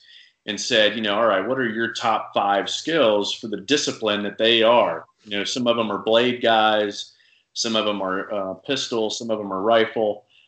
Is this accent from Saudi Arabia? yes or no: yes; Saudi Arabia; Was like the only thing available where I grew up overseas in Saudi